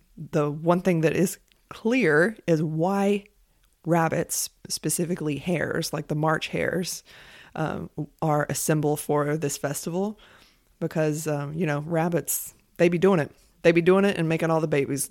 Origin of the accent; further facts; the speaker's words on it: United States; As an American